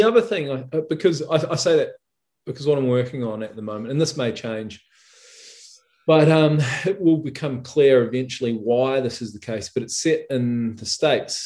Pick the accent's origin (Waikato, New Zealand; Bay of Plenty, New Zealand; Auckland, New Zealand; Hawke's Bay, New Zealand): Bay of Plenty, New Zealand; Rotorua; my hometown of Rotorua